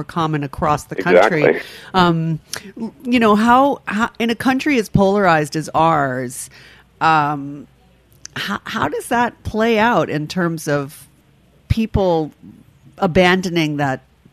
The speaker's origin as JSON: {"language": "English", "town": "New York City", "region": "New York", "country": "United States", "said": "I'm from the Upper West Side of Manhattan."}